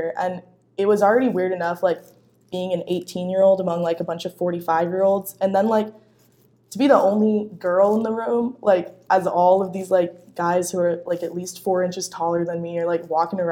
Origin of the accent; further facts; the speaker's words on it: Seattle, Washington, United States; moved away as an adult; now in Missouri, United States; I'm from Seattle, Washington, just north actually. And I moved here like 1,400 miles away to come to journalism school